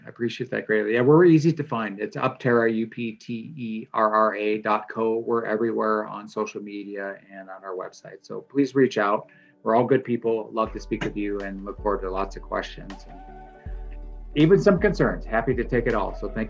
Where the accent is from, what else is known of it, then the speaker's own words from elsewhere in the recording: Midwest, United States; how I grew up in the Midwest